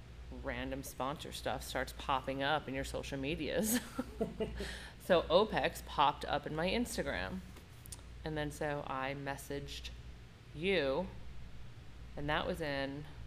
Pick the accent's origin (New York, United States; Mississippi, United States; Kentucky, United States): New York, United States; Long Island; Long Island.